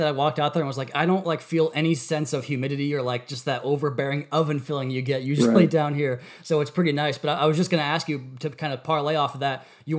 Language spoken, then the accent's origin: English; Seattle, Washington, United States; moved away; this weather today kind of reminds me of like Seattle where I'm from.